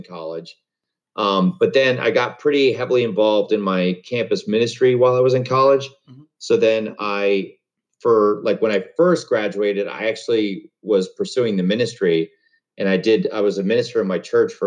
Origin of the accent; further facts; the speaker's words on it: Webster, New York, United States; I grew up in Webster, New York, which is a suburb of Rochester.